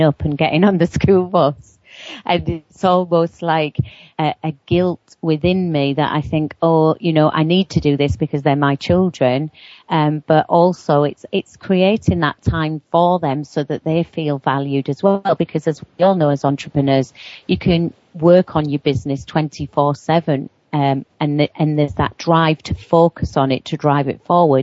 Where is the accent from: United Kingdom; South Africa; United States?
United Kingdom; near Newcastle upon Tyne, North East England; I come from just near Newcastle upon Tyne in the northeast of England